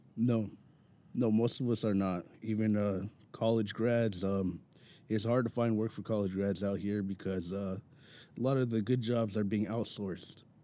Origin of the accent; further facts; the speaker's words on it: Mountain View, California, United States; I'm born and raised in Mountain View, California.